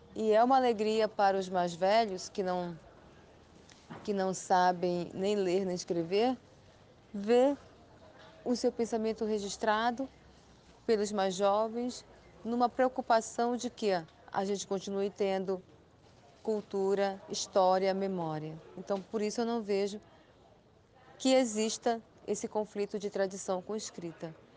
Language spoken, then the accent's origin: Portuguese; São Paulo de Olivença, Amazonas, Brazil; also born or lived in Belém do Solimões, Amazonas; nasci na aldeia Belém de Solimões, no Alto Solimões, Amazonas. Me criei é, em São Paulo de Olivença.